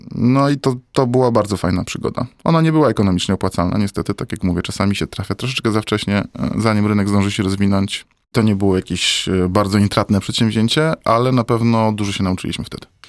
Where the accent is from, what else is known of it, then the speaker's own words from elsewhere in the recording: Poland; now in Warsaw, Poland; jestem chłopcem z Polski